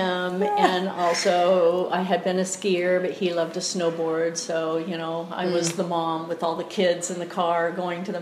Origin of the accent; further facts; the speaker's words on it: Southern California, United States; also born or lived in Oregon / Costa Rica; now in Eugene, United States; I was born in Oregon, but my parents divorced when I was very young. And when I was 10, I moved to Southern California to live with my mom and my stepdad.